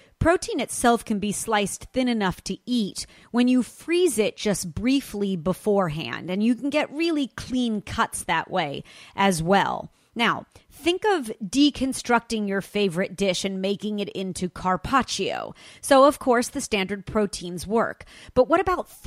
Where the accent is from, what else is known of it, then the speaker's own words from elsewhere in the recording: Los Angeles, California, United States; my hometown, Los Angeles